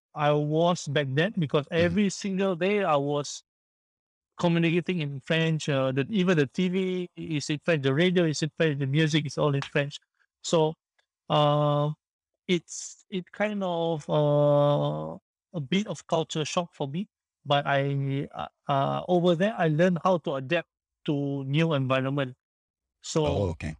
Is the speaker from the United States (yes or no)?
no; Singapore; also born or lived in France; I came back from France to Singapore. I had to serve my national service for 2 years.